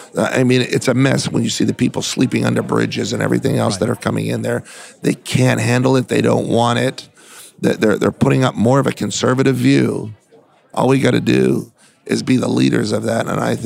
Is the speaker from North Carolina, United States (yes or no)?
no; California, United States; You know, I came from California